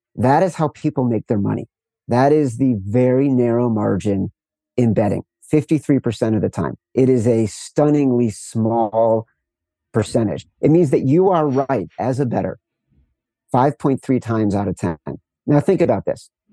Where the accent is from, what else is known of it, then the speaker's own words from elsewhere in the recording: Chicago, Illinois, United States; I'm from Chicago